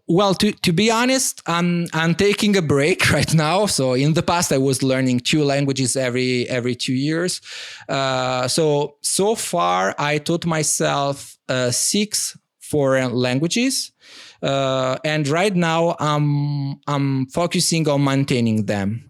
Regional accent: Italy; first language Italian; English is a second language; moved away as an adult; now in France; I'm, I'm from Italy and like many, um, Italians, I had to learn languages at, uh, at school

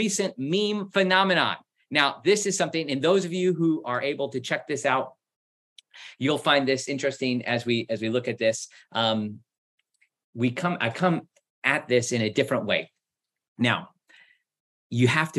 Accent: United States; my Christian experience in the United States growing up

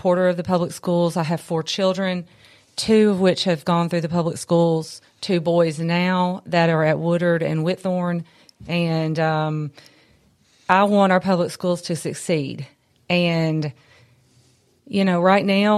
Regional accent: Columbia, United States; I'm from Columbia

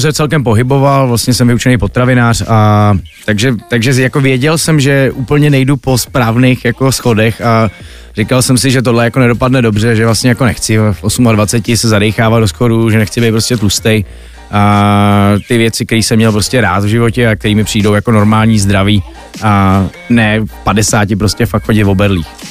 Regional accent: Czechia; jako chytrý Češi

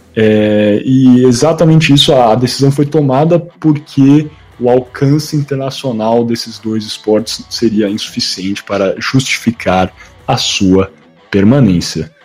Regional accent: Brazil

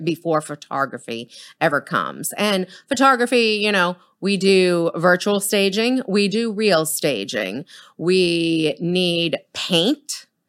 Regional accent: Boston, Massachusetts, United States; now in Dallas-Fort Worth, United States; I come from Boston. I'm Boston blunt

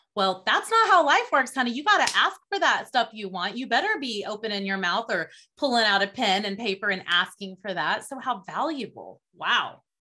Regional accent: Oklahoma, United States; I grew up in Oklahoma in the south central area of the United States

